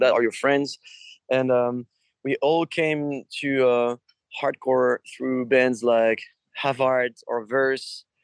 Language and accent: English; France; we're from Europe we're French